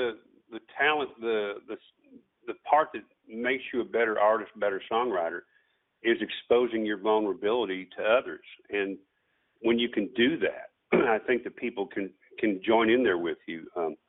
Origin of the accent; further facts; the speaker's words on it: Michigan, United States; I grew up in Michigan